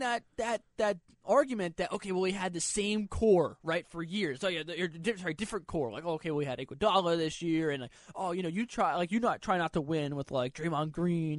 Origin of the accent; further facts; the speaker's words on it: Connecticut, United States; I'm from Connecticut